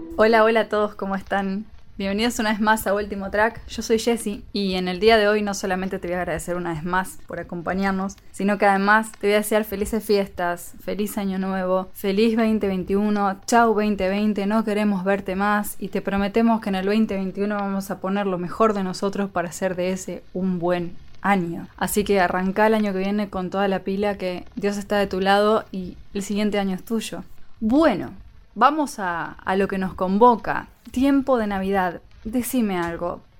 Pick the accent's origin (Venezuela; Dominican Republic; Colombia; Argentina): Argentina; la cultura de mi país. En Argentina no somos pro música navideña